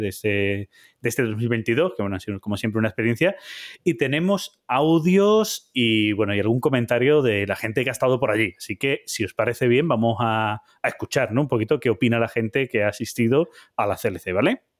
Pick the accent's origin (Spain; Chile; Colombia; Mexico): Spain; Jabugo area, Andalusia; mi tierra, ¿vale? aquí sería Jabugo